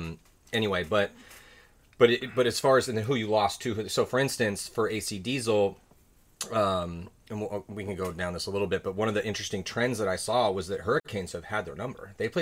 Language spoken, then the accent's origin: English; San Diego, California, United States; growing up where I grew up in San mm-hmm. Diego, across the canyon, USD.